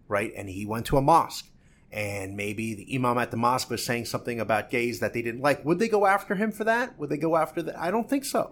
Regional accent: New Jersey, United States; I'm from New Jersey

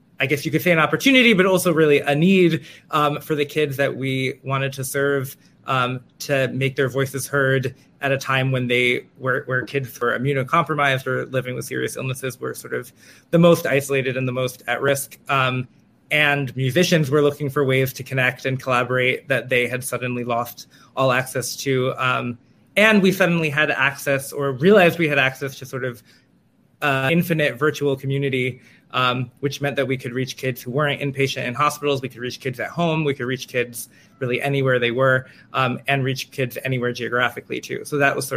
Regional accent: New York City, New York, United States; I am from Manhattan, where I continue to live

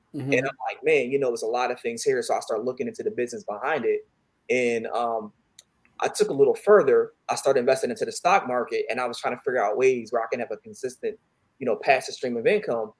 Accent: Philadelphia, Pennsylvania, United States; I'm from um, Philadelphia, West Philly

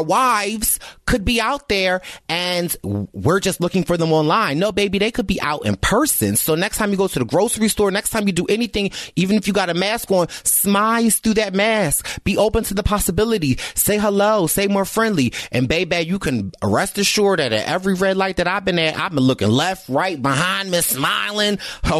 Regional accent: Philadelphia, Pennsylvania, United States; I'm from Philly

